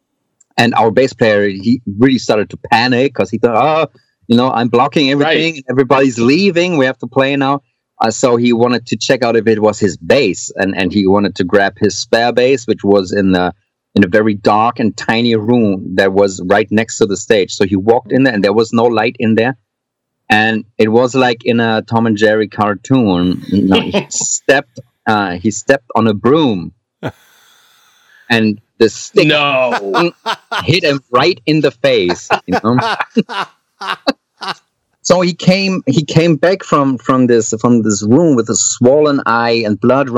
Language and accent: English; Hamburg, Germany; I come from Hamburg and we have the Reeperbahn over here